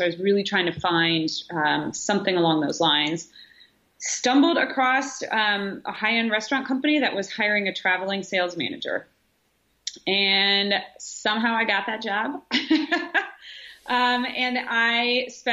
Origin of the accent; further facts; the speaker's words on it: Nebraska, United States; moved away as an adult; also born or lived in Chicago; now in Richmond, United States; I grew up in Nebraska. I went to the University of Nebraska for college